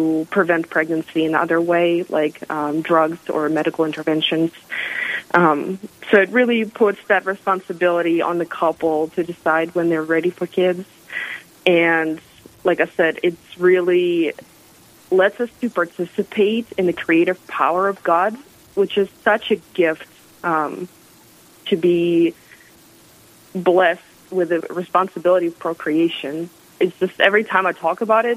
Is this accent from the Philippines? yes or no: no; Russia; moved away as an adult; now in South Dakota, United States; I'm originally from Russia, but in August will be 10 years since I moved to America.